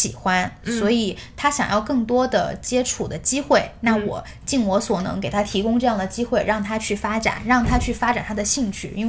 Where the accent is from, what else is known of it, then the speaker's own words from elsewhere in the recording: China; now in United States; 到哪儿都是我们就是中国人